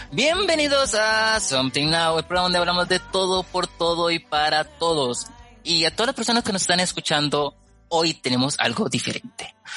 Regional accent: Costa Rica; yo soy de Costa Rica

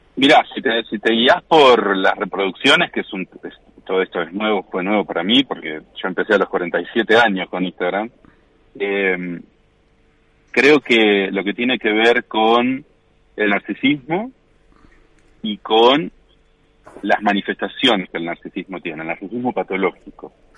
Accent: Coronel Dorrego, Buenos Aires Province, Argentina; moved away; also born or lived in La Plata; yo vivía en La Plata hasta los 36, 37 años y después me volví a Coronel Dorrego, que es mi pueblo, donde, me, donde nací

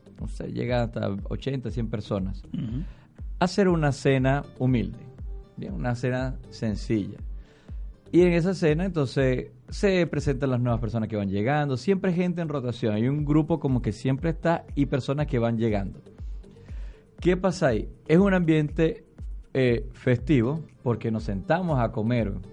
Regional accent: Venezuela; moved away as an adult; con nuestros compatriotas venezolanos

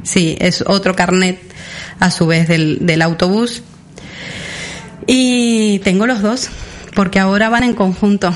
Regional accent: Sarandí Grande, Florida, Uruguay; now in Mallorca, Spain; Sarandí Grande, que es donde yo nací

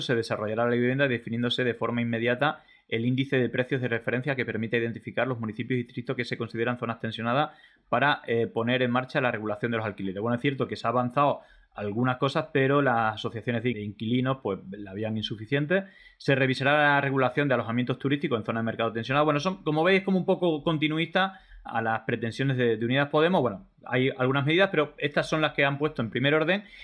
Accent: Extremadura, Spain; yo que soy de Extremadura

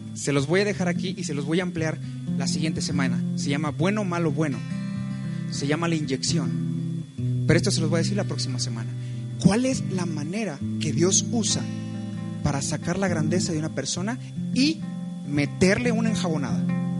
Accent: Mexico; como mexicanos

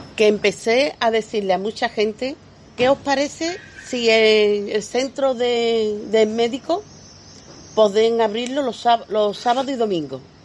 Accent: Lebrija, Andalusia, Spain; also born or lived in Polígono Sur, Seville; now in Seville, Spain; yo soy de Lebrija, pero llevo ya tantos años en el Polígono Sur que soy de ahí, de las 3.000

